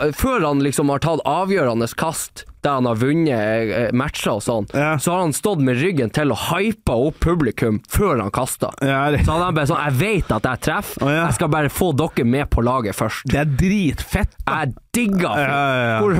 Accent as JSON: {"language": "Norwegian", "region": "Northern Norway", "country": "Norway", "accent": "Northern Norwegian", "said": "takk Gud for at jeg har nordlendingdialekt."}